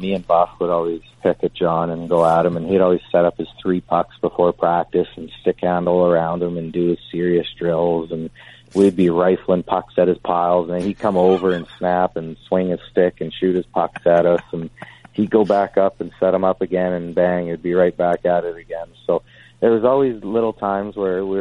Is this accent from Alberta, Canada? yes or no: yes; Calgary, Alberta, Canada; my hometown